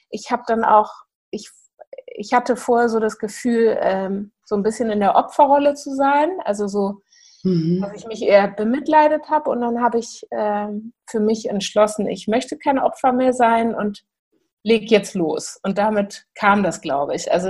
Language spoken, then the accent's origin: German; Hamburg, Germany; ich bin aus Hamburg